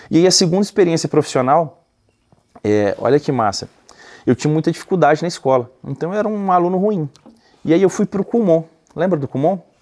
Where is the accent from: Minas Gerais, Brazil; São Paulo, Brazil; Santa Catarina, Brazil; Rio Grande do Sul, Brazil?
Minas Gerais, Brazil; Belo Horizonte; moved away as an adult; also born or lived in United States; now in Nova Lima, Brazil; eu sou de Belo Horizonte, né? Hoje eu moro em Nova Lima, uma cidade que fica bem próximo de BH, a gente está alguns minutos de BH. E eu nasci e cresci aqui